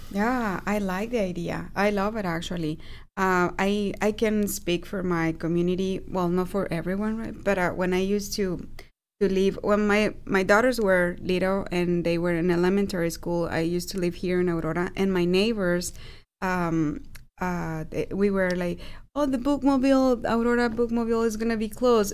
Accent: Aguascalientes, Mexico; moved away; I am from Aguascalientes

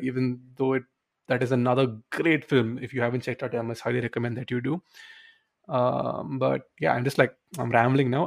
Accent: India; we grew up in Indian schools

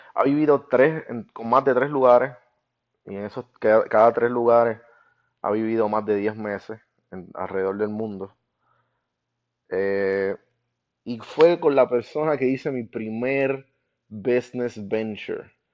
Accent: Guaynabo, Puerto Rico; born or raised there

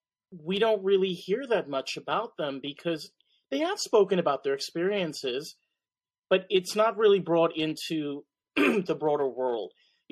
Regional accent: New York, United States; I'm from New York. Underground culture is very different, I'm assuming, than Chicago. My perspective, underground culture is the art scene. So here in New York, when, you know, I live not that far from the city, I'm about 30 minutes away.

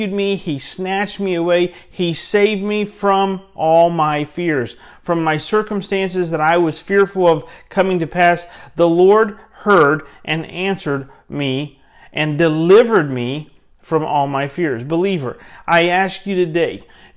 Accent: Central Florida, United States; I grew up in Central Florida where we lived

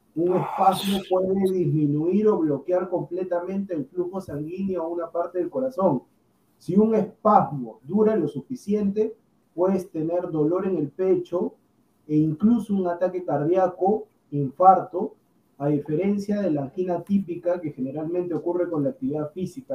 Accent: Peru; yo como peruano

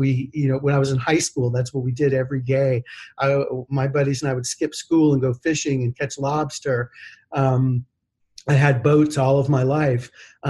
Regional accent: Miami, Florida, United States; moved away as an adult; also born or lived in Gainesville, Florida / Orlando, Florida; now in Bozeman, United States; I grew up in Florida. I was born in Gainesville, Florida. And I was raised, my family moved to Miami when I was just a young kid. And I lived there all the way through high school.

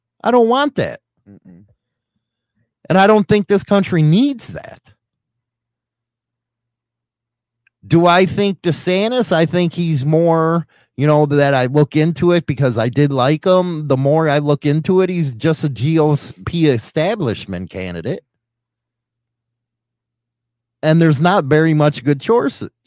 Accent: Massachusetts, United States; I'm from Massachusetts, the Kennedy stronghold

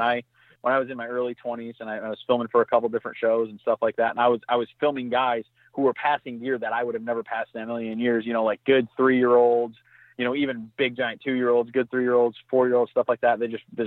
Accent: Michigan, United States; I mean, again, growing up in Southwest Michigan, and I say big mature, I mean, he's 140 inch 9 pointer.

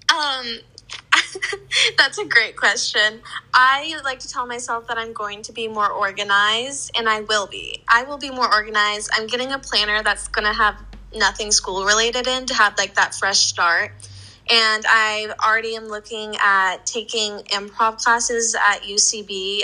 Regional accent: Lincoln, Nebraska, United States; moved away as an adult; I'm from Nebraska, which is really similar to New York, where it gets freezing and blizzards. And I'm just, I've done that for 22 years

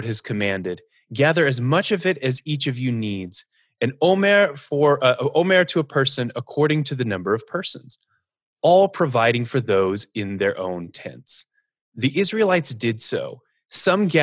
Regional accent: Northern Arizona, United States; I grew up in Northern Arizona, where there is a lot of wilderness.

